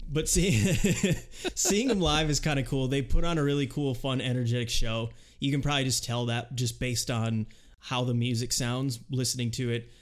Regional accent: Rochester, United States; growing up in Rochester

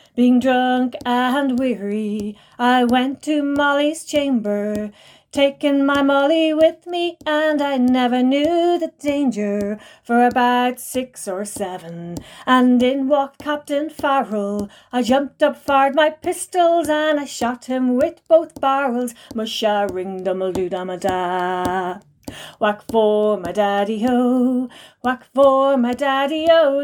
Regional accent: Ireland

